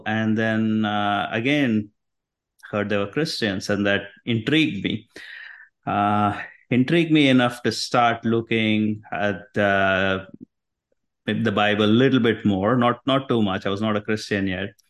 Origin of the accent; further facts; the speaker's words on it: India; moved away as an adult; now in United States; So I was raised in India. Grew up in a Hindu family.